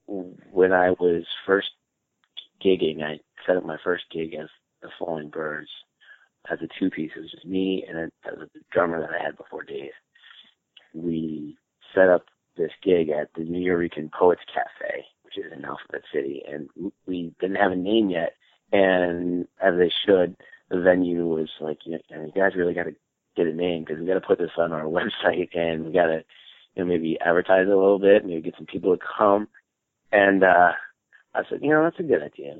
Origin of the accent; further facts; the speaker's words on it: Albany, New York, United States; moved away as an adult; now in New York City, United States; I moved down here from Albany, New York, from upstate where I grew up